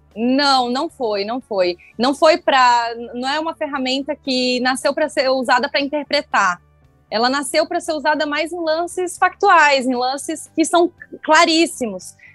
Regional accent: Criciúma, Santa Catarina, Brazil; Eu sou de Criciúma, então frequentei muito o Heriberto Wilson.

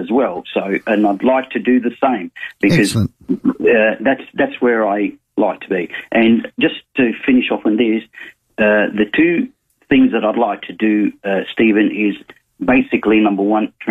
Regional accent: Egypt; also born or lived in South Australia; now in Adelaide, Australia; I come from Egypt. I came to Australia in the 70s.

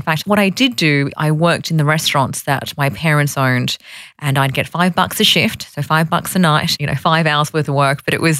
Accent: Sydney, New South Wales, Australia; also born or lived in Fiji; I grew up in Sydney. I was born in Fiji and I was brought here when I was one. So I'm very much a Sydney-sider.

